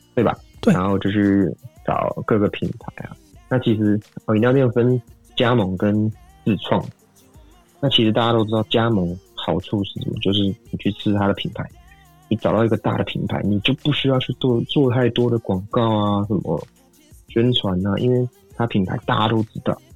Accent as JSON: {"language": "Chinese", "country": "Taiwan", "said": "像我们台湾人民其实就做的还不错"}